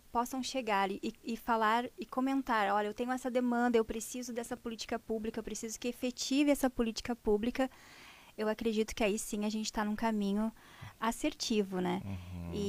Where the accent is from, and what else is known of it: Parobé, Rio Grande do Sul, Brazil